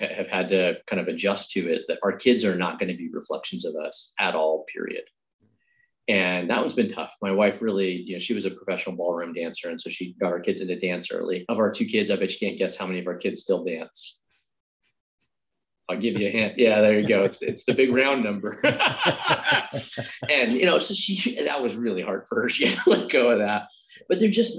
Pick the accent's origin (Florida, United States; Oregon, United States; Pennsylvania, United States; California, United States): Oregon, United States; growing up in Oregon